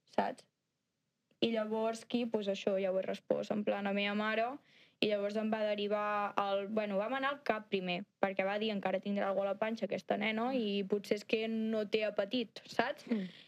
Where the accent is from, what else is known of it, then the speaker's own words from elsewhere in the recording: Santa Coloma, Catalonia, Spain; soc de Santa Coloma